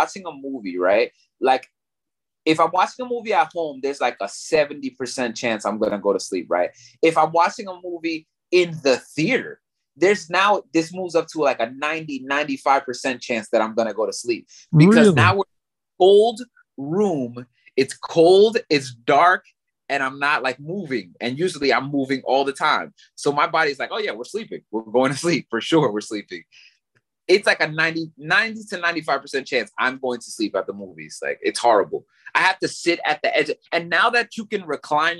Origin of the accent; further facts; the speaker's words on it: New York, United States; also born or lived in Puerto Rico; I'm from New York and I live in a pretty Spanish neighborhood in New York